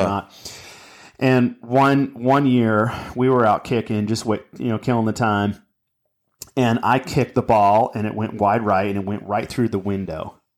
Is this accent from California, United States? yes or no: yes; Anaheim, California, United States; my brother Brad and I, we, in, in my parent, we, we grew up in Anaheim, California